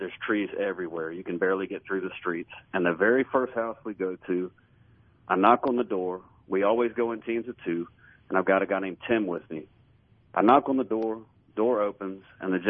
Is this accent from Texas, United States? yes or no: no; Tupelo, Mississippi, United States; So I shared with him, I'm from Tupelo, Mississippi.